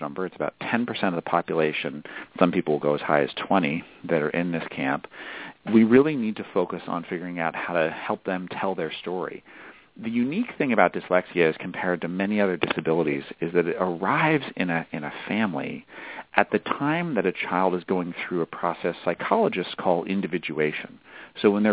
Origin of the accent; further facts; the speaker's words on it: New Hampshire, United States; I'm from New Hampshire, which is where I grew up